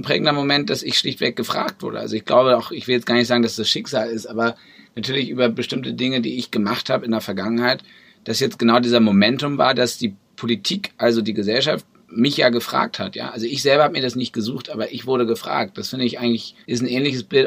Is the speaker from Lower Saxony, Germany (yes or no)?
yes; Braunschweig, Lower Saxony, Germany; also born or lived in Brussels / Berlin; meine Heimatstadt, in der ich groß geworden bin, der ich unglaublich viel zu verdanken habe. Schule, äh, Kindergarten, Musikschule